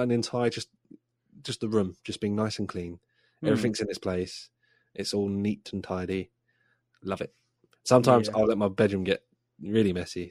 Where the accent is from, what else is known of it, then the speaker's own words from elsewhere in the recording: England, United Kingdom; We're English